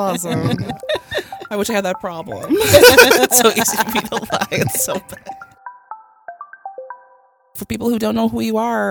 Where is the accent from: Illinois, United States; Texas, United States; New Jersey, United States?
Illinois, United States; Chicago; We're from Chicago, okay?